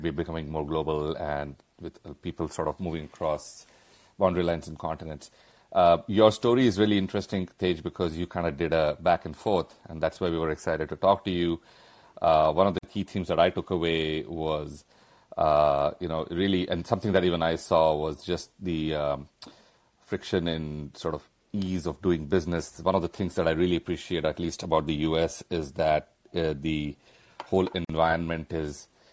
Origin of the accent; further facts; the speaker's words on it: India; moved away; we all grew up in India